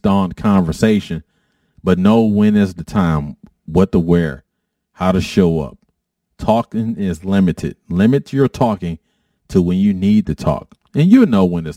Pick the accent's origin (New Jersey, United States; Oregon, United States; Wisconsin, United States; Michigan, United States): Michigan, United States; Detroit; I grew up in Detroit